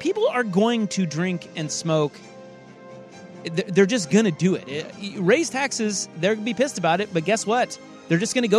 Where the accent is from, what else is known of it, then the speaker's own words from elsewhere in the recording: Kansas, United States; now in Portland, United States; I growing up in Kansas.